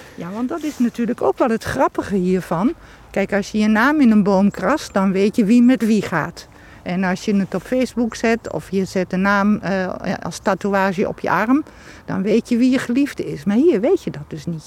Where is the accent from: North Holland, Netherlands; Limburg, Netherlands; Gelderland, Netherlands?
Gelderland, Netherlands; Achterhoek; ik ben wel in de Achterhoek geboren, maar niet in Vorden.